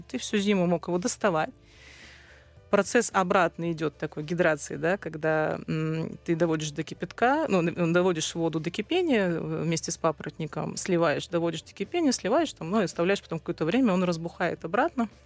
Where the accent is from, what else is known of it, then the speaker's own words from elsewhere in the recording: Yuzhno-Sakhalinsk, Sakhalin Oblast, Russia; moved away; also born or lived in Saint Petersburg; И все свое такое детство до окончания школы я провела на Сахалине, в городе Южно-Сахалинск.